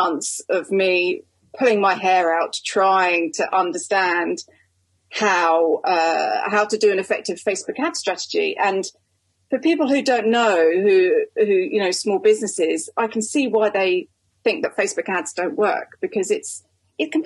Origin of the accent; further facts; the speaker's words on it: United Kingdom; I'm a Brit